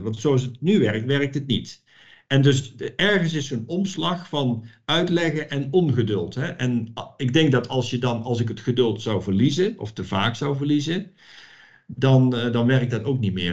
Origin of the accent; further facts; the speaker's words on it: Netherlands; moved away as an adult; now in Romania; ik kom uit Nederland, uit een georganiseerd land